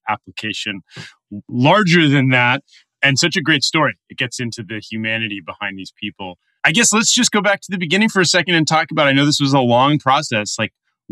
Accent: Los Angeles, California, United States; the city of Los Angeles, his hometown and my hometown too

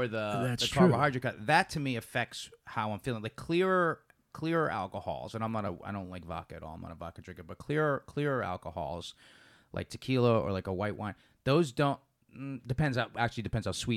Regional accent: New York, United States; now in Los Angeles, United States; I'm from New York

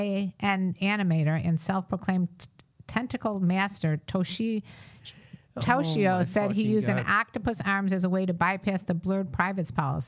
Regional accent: Chicago, Illinois, United States; we're from Chicago, Illinois.

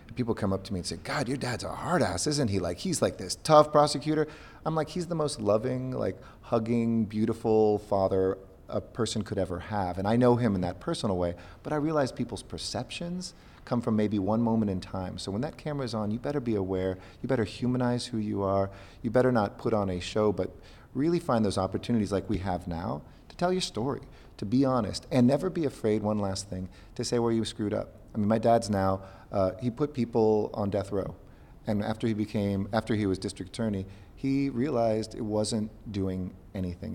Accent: Los Angeles, California, United States; I'm from Los Angeles

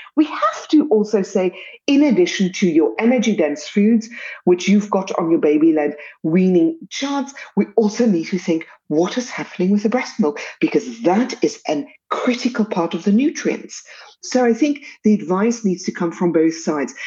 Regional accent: South Africa; accent: South African

